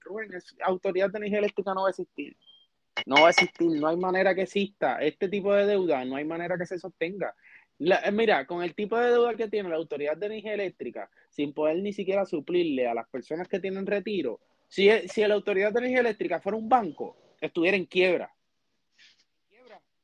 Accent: Puerto Rico

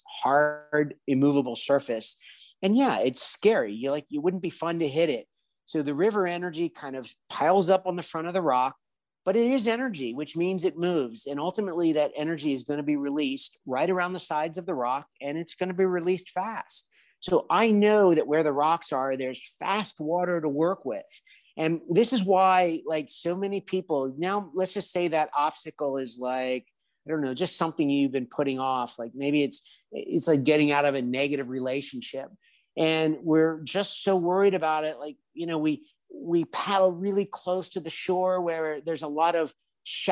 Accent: Washington, District of Columbia, United States; moved away as an adult; now in Spain; I grew up in the Washington, D.C. area

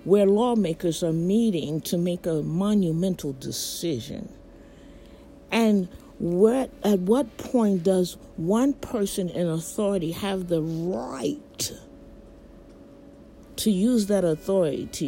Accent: United States; as an American citizen

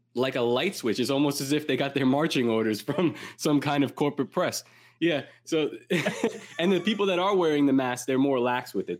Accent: New York City, New York, United States; where I grew up in Coney Island

